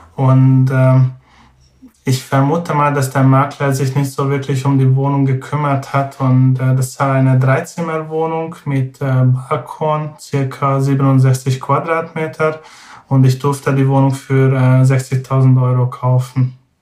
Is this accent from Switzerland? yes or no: no; Hungary; German is a second language; moved away as an adult; now in Braunschweig, Germany; also ursprünglich komme ich aus Ungarn